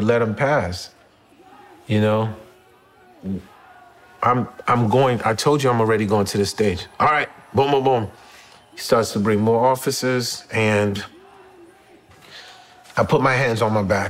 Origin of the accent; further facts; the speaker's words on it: Haiti; now in New York City, United States; I'm from Haiti